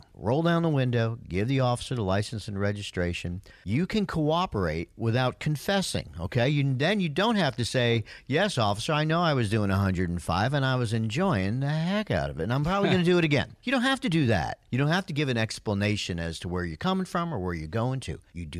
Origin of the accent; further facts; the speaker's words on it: Yonkers, New York, United States; From Yonkers, New York, my hometown.